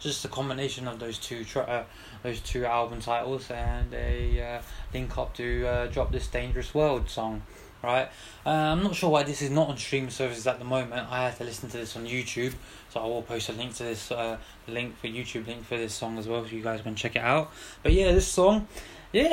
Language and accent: English; London, United Kingdom; Got to big up my hometown, my city